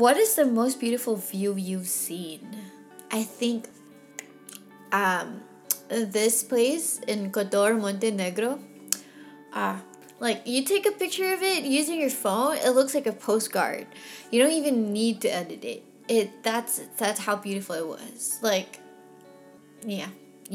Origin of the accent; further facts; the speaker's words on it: Philippines; now in Texas, United States; I was from the Philippines